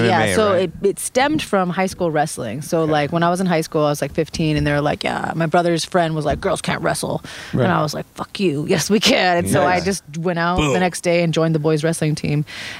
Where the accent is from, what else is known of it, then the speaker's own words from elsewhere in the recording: Ukiah, California, United States; I'm actually from Ukiah, California, which is ding, ding, ding, like nowhere.